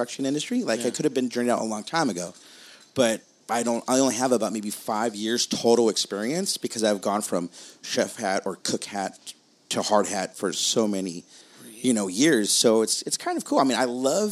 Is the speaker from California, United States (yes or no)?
yes; Whittier, California, United States; my hometown in Whittier